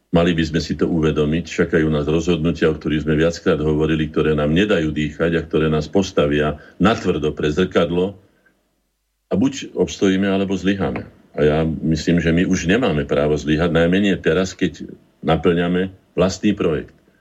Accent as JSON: {"language": "Slovak", "town": "Bratislava", "region": "Bratislava Region", "country": "Slovakia", "tie": "born or raised there", "also_born_or_lived": "Orava", "said": "Narodil som sa v Bratislave"}